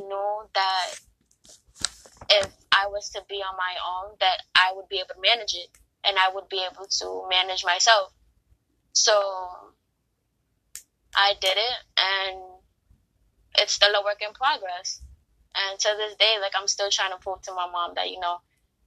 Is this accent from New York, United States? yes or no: yes; New York City, New York, United States; I grew up in the Bronx, so I'm a Bronx girl